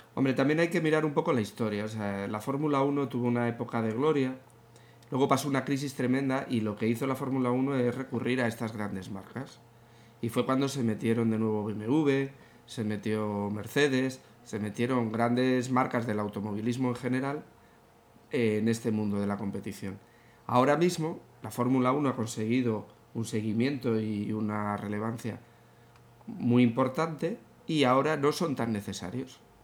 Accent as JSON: {"language": "Spanish", "country": "Spain", "said": "como aficionados y como españoles"}